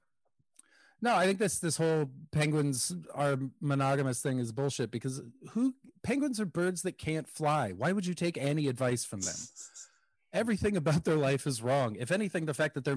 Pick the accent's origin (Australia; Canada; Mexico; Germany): Canada; as a Canadian